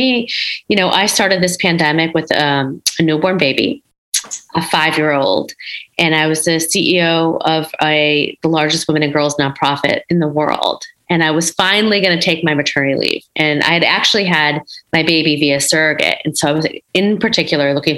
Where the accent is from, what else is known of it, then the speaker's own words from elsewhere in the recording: Schaumburg, Illinois, United States; I grew up in Schaumburg, Illinois, one of the few, in the 80s